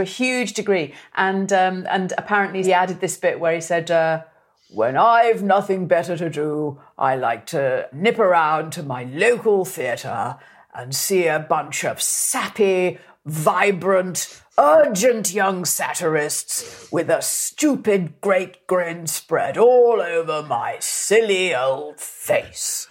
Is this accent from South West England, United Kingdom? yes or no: no; the Wirral, Merseyside, North West England, United Kingdom; I'm from the Wirral, from Merseyside, so, so my voice, you know, I didn't have a voice like